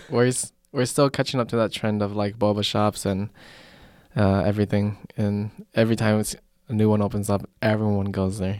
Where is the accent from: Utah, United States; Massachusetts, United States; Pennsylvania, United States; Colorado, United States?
Colorado, United States; moved away; we came from Colorado